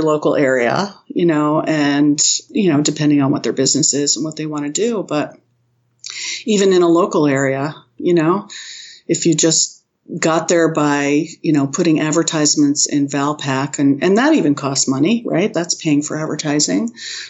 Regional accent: New England, United States; I'm from New England and the Bruins just lost it.

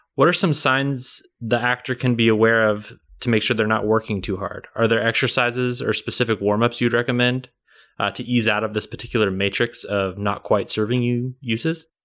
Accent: Kansas City, United States; accent: Kansas City; growing up, everyone always said people from Kansas City don't have accents

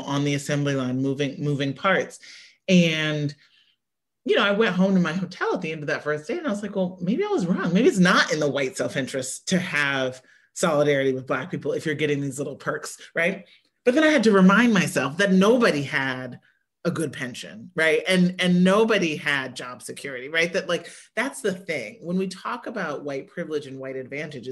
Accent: Midwest, United States; I grew up in the Midwest where like the UAW jobs, the manufacturing jobs were like the best jobs

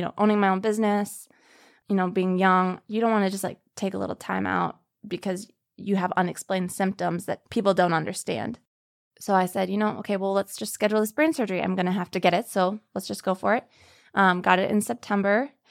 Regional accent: Minneapolis, Minnesota, United States; I'm from Minneapolis, Minnesota.

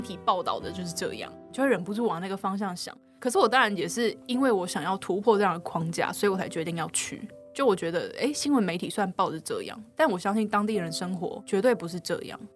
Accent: Taichung, Taiwan; 我是台中人

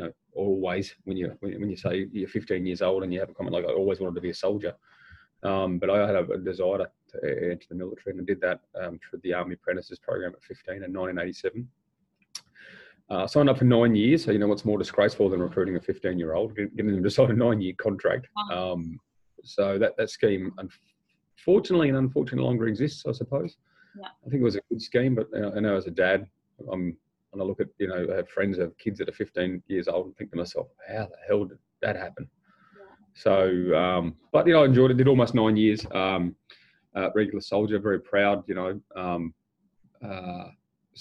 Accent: Queensland, Australia; also born or lived in Cloncurry, Queensland / Emerald, Queensland / Rockhampton, Queensland; I'm a Queenslander. I was born in regional Queensland, a place called Cloncurry

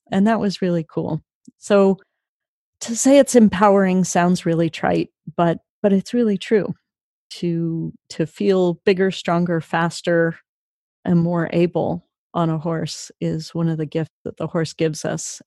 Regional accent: Sacramento, California, United States; I grew up mostly in Sacramento, and uh, Sacramento summers are really hot

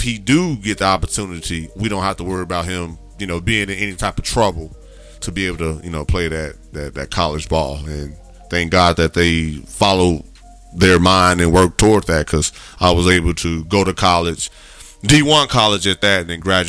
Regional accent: Gary, Indiana, United States; moved away as an adult; also born or lived in Chicago, Illinois; now in Houston, United States; I grew up in Gary, but I went to Chicago to play high school ball.

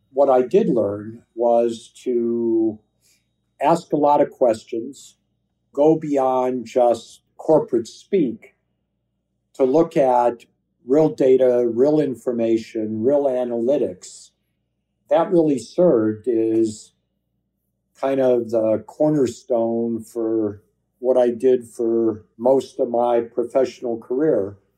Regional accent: California, United States; I was 21 from California. I had a pair of jeans on, some sneakers and a t-shirt.

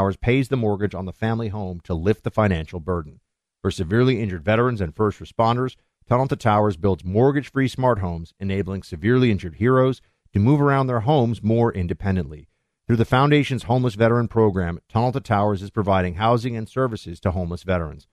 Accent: New York, United States; moved away; my hometown, New York

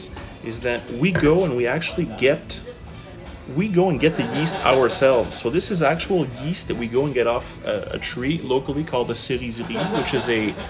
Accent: Gaspé Coast, Quebec, Canada; first language English; moved away; growing up on the Gaspé Coast, a very isolated region, a beautiful region by the ocean

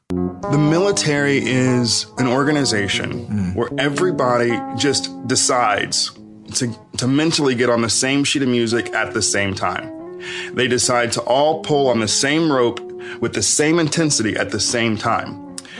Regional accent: Knoxville, Tennessee, United States; I'm from Knoxville, Tennessee

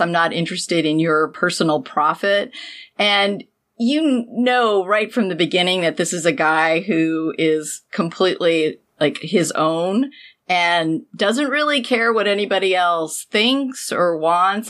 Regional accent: San Diego, California, United States; being a teenager and growing up near the Vogue Theater in San Diego

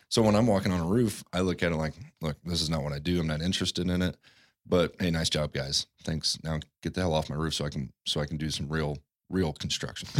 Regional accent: Midwest, United States; moved away; where I grew up in the Midwest

